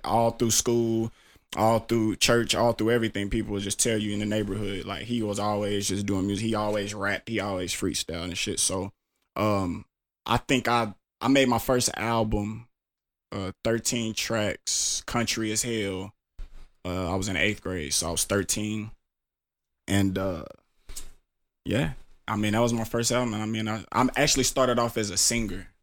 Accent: Tulsa, Oklahoma, United States; I'm from Tulsa, Oklahoma.

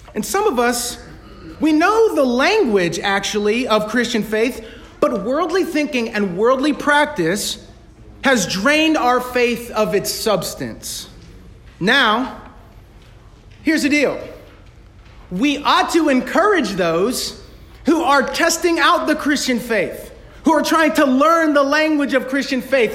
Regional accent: United States; yo soy americano. ma'am, I'm, I'm American

